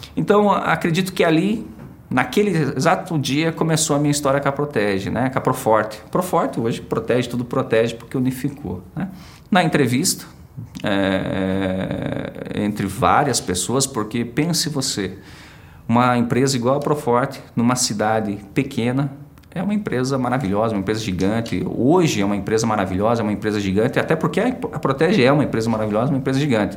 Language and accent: Portuguese; Prudentópolis, Paraná, Brazil; moved away as an adult; also born or lived in Imbituva / Maringá / Guarapuava; nasci em Prudentópolis